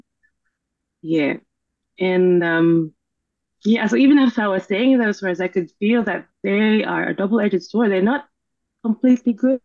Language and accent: English; Philippines; I grew up in the Philippines, and our history is that we've been a colony